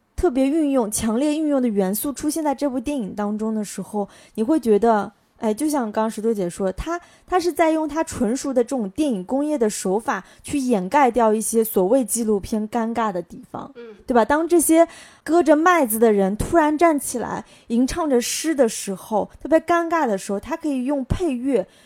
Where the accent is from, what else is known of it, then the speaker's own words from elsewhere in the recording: southern China, China; 我作为南方人